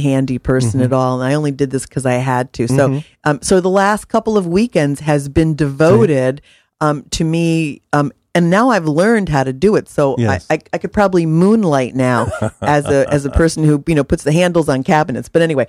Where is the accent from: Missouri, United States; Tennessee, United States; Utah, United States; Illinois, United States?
Missouri, United States; I'm from Missouri, prove it.